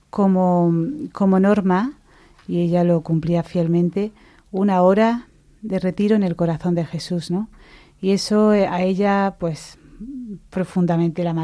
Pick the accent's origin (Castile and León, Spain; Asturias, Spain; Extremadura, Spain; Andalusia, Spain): Andalusia, Spain; Mancha Real; moved away; vengo de una familia cristiana, em, pero mi, mi, fe se despertó pues en mi parroquia, en mi pueblo.